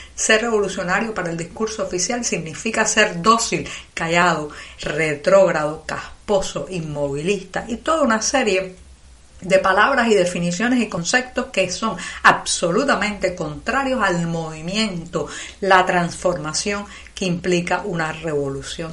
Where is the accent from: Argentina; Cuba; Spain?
Cuba; also born or lived in Havana; cubana, periodista, ciudadana